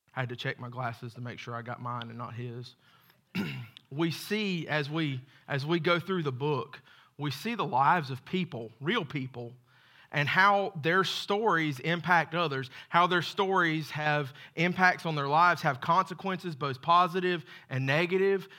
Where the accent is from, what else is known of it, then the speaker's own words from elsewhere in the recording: Macon, Georgia, United States; I was born in Macon, Georgia, to a great set of parents